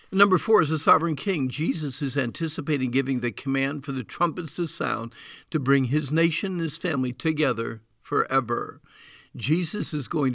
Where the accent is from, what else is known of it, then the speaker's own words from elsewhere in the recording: Deering, New Hampshire, United States; my first response to you would probably be Deering, New Hampshire.